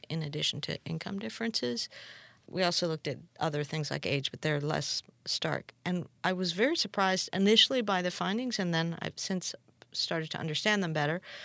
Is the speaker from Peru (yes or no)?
yes; Peru; I'm from Peru